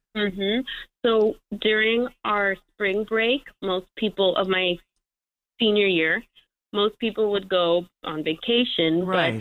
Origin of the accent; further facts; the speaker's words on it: New York City, New York, United States; also born or lived in Michigan; I'm already from New York City.